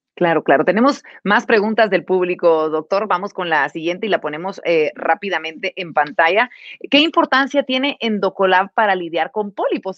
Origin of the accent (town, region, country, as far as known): Guatemala